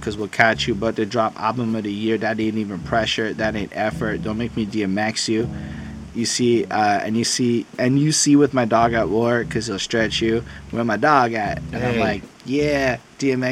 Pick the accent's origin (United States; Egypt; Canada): Canada; I'm Canadian